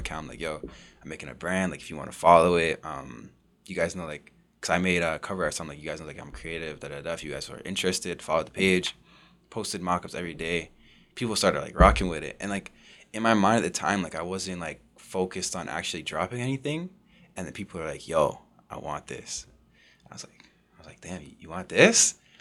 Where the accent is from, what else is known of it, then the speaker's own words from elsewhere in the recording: Oshawa, Ontario, Canada; also born or lived in Whitby; I grew up in Oshawa. I moved in about grade five